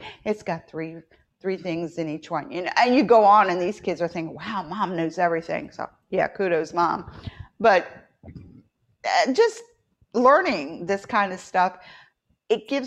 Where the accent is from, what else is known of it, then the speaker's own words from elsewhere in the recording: West Virginia, United States; moved away; I grew up in West Virginia, so I was a little bit more north.